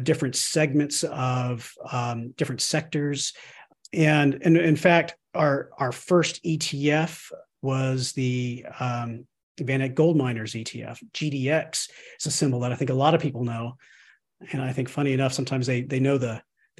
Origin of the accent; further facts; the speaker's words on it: Austin, Texas, United States; moved away as an adult; also born or lived in Chicago, Illinois / Rockville, Maryland; I'm originally from Austin, Texas